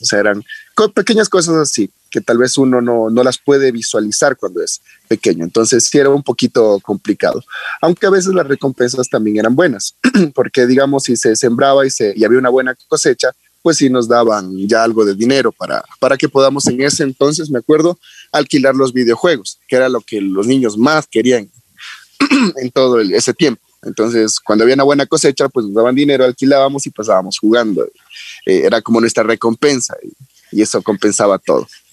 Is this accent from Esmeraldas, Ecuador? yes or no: yes; La Independencia, Esmeraldas, Ecuador; bueno, mi familia es oriunda de Manabí, pero yo en sí nací en Esmeraldas